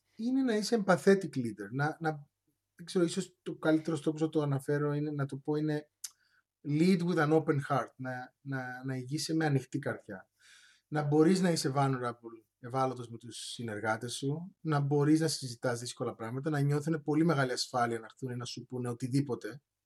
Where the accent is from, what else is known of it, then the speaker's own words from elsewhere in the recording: Cyprus; moved away as an adult; also born or lived in Patras, Greece / Manchester, England; γεννήθηκα και μεγάλωσα στην Κύπρο